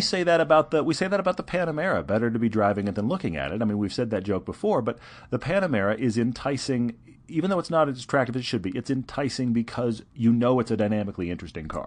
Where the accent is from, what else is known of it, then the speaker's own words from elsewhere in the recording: Texas, United States; I'm from Texas